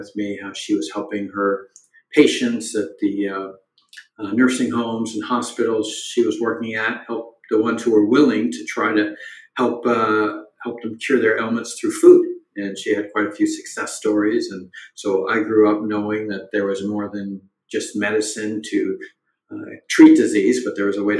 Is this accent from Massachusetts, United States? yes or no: yes; Boston, Massachusetts, United States; I grew up in Boston in the 70s and 80s as the child of Indian immigrants